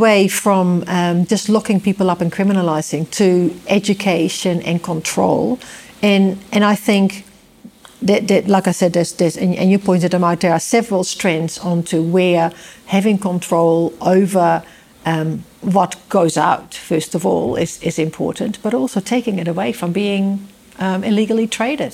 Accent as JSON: {"language": "English", "country": "Netherlands", "tie": "born or raised there", "also_born_or_lived": "Amsterdam", "moved": "as an adult", "lives_now": "New Zealand", "said": "Not only did I live in Holland for 25 years"}